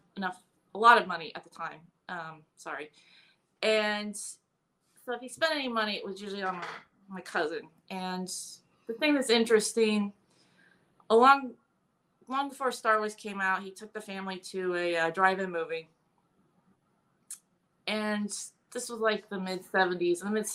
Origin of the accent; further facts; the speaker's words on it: Indiana, United States; Well, I grew up in Indiana.